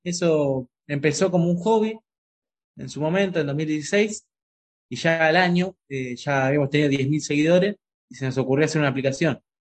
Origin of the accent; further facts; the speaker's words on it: San Martín, Buenos Aires Province, Argentina; moved away as an adult; also born or lived in Ibiza, Spain / Marbella, Spain; now in Madrid, Spain; nosotros somos de San Martín, pero bueno, siempre fui un hincha de Quilmes, de chiquito